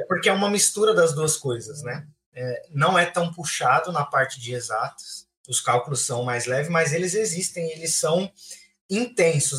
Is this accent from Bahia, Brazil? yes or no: no; Francisco Morato, São Paulo, Brazil; moved away as an adult; also born or lived in Águas Claras, Brasília; now in Brasília, Brazil; sou de Francisco Morato também, tenho 29 anos completados aí nos últimos dias. Vivi em Francisco Morato boa parte do meu tempo. Hoje eu moro em Brasília